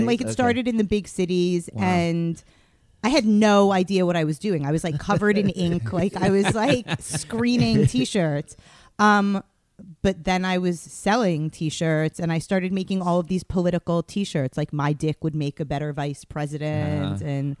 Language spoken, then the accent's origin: English; New York City, New York, United States; moved away; also born or lived in Los Angeles / Tel Aviv; I grew up in Queens.